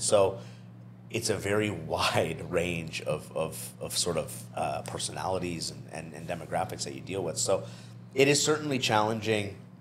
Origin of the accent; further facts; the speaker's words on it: New Brunswick, Canada; moved away; I'm from New Brunswick, so this is still kind of new